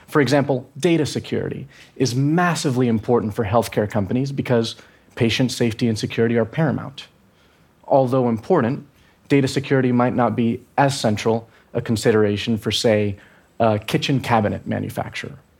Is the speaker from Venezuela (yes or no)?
yes; Venezuela; I'm from Venezuela